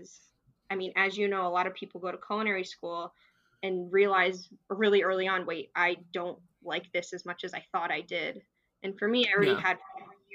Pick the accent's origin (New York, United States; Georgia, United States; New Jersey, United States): New Jersey, United States; I'm originally from New Jersey